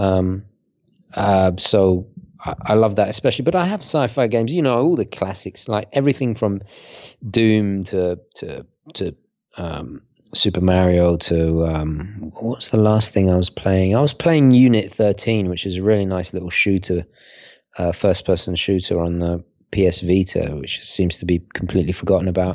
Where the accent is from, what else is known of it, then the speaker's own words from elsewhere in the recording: United Kingdom; also born or lived in Italy; I'm, I'm British Italian